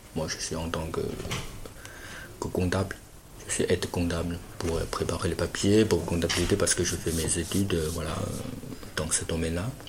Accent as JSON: {"language": "French", "region": "Fujian", "country": "China", "also_born_or_lived": "Shanghai", "second_language": "French", "moved": "as an adult", "lives_now": "Lognes, France"}